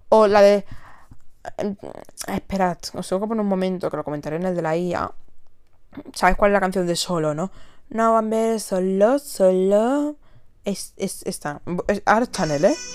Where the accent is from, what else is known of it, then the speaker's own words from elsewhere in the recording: San Sebastián, Basque Country, Spain; Bueno, vengo de San Sebastián. Tengo 21 años.